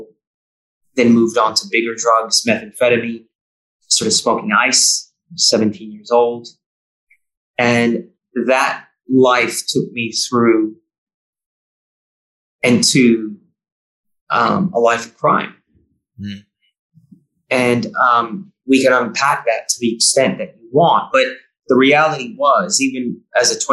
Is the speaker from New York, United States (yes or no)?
no; Bay Area, California, United States; moved away as an adult; also born or lived in New South Wales, Australia; now in Victoria, Australia; where I grew up in the Bay Area